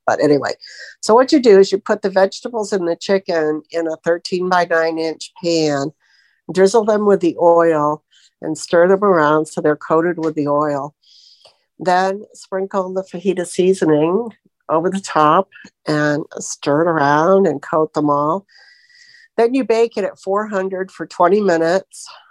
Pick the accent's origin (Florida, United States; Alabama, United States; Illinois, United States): Florida, United States; I'm from Florida